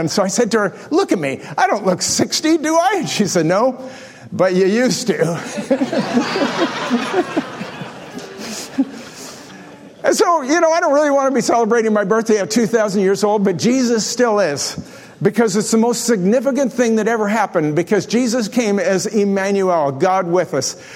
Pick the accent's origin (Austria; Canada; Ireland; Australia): Canada; Delta Beach, Manitoba; growing up on Delta Beach, which is on the bottom of Lake Manitoba